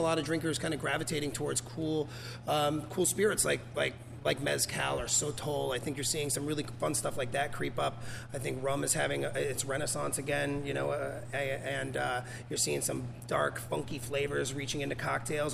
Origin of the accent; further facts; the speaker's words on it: Portland, Oregon, United States; moved away as an adult; also born or lived in St. Croix, U.S. Virgin Islands; I grew up here in Southeast Portland, and then I lived in St. Croix in the U.S. Virgin Islands.